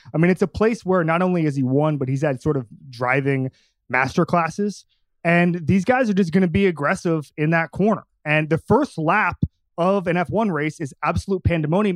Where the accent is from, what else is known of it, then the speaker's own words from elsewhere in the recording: Orlando, Florida, United States; I grew up at the R D V Iceplex in Orlando